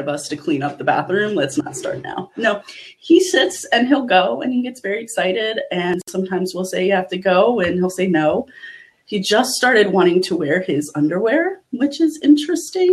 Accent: Eastern Shore of Maryland, United States; accent: Eastern Shore dialect; moved away; where I grew up on the Eastern Shore of Maryland.

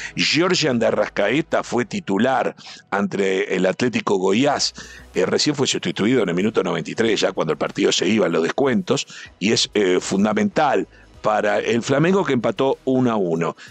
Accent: Uruguay; los 500 uruguayos que estábamos ahí

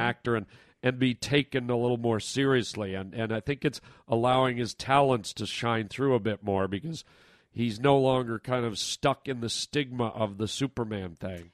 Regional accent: Canada; I'm Canadian

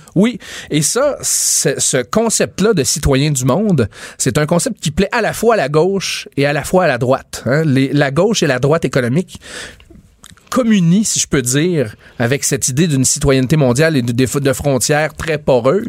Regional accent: Quebec, Canada

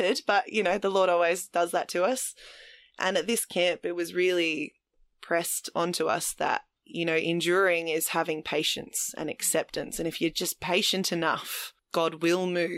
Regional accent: Adelaide, South Australia, Australia; also born or lived in Mount Gambier; all of my natural family live in Adelaide and all of the friends that I grew up with in Adelaide were all still there

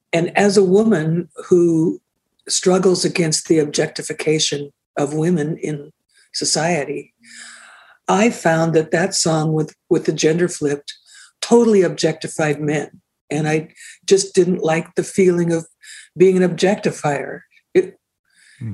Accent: Seattle, Washington, United States; moved away as an adult; also born or lived in Vancouver, Canada; I'm from Seattle

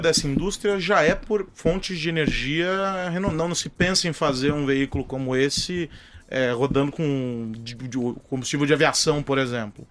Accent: São Paulo, Brazil; eu continuo sendo paulistano

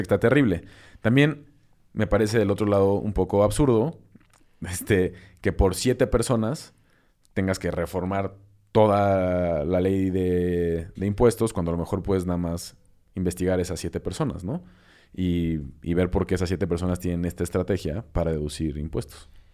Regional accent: Mexico

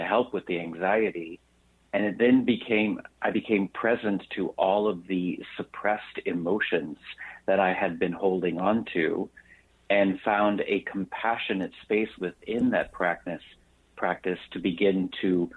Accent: Texas, United States; I grew up in Texas in a very religious, my father was

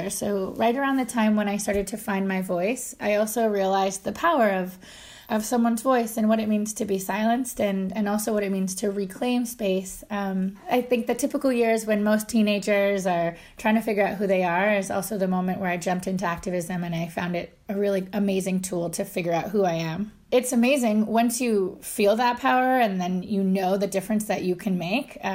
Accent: Ontario, Canada; So I'm Anishinaabe, which is Ojibwe, um, and I'm from northern Ontario on the shore of Lake Superior.

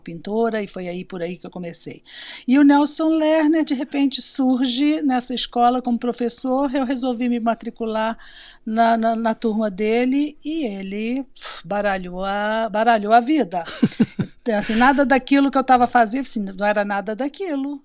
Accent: Belo Horizonte, Minas Gerais, Brazil; moved away as an adult; also born or lived in Rio de Janeiro / Lisbon; now in São Miguel, Portugal; em Belo Horizonte, lá nasci, uhum. lá me criei

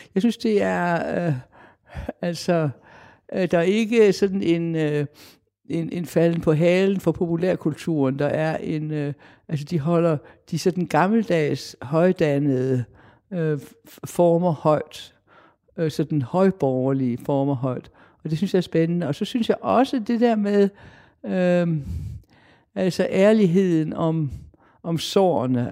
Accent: Denmark; jeg er dansker.

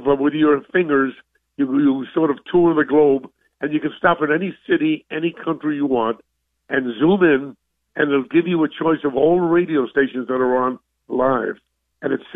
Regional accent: New York City, New York, United States; I'm a kid from New York. I'm a Brooklyn kid

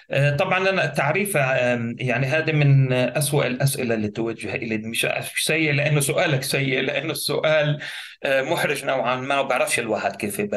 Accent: Gaza, Gaza Strip, Palestine; also born or lived in Nuseirat; اساسا لاجئ فلسطيني. الوالد والوالده من قريه زرنوقه المطهرة عرقيا عام 48 وهي قضاء الرملة ولدت في مخيم النصيرات للاجئين الفلسطينيين في قطاع غزة آه، لكن معظم حياتي قضيتها آه، يعني في مدينة غزة

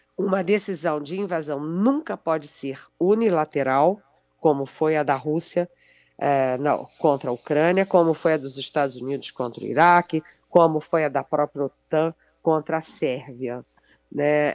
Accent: Brazil; eu, como brasileira

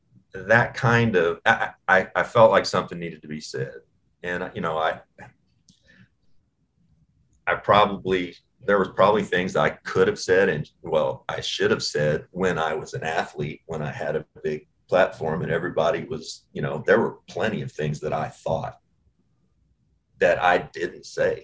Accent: Owensboro, Kentucky, United States; also born or lived in Bowling Green; I was born in Bowling Green, Kentucky. This is where Rand Paul lives. It drives me insane. I grew up 45 minutes from Bowling Green in Owensboro.

